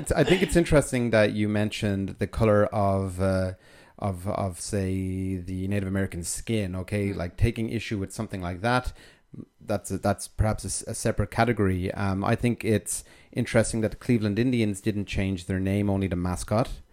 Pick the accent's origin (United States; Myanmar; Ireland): Ireland; now in France; I'm from Ireland